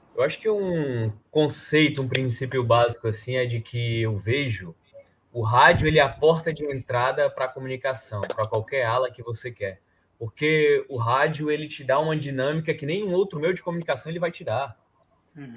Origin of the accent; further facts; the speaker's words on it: Northeast Brazil, Brazil; accent: matutão; also born or lived in Fortaleza; a gente aqui que é nordestino